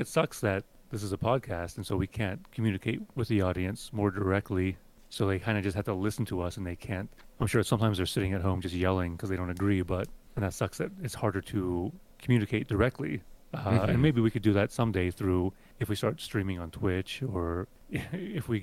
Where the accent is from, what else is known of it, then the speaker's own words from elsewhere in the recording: Western Pennsylvania, United States; I grew up in Western Pennsylvania, and I grew up very anti-religious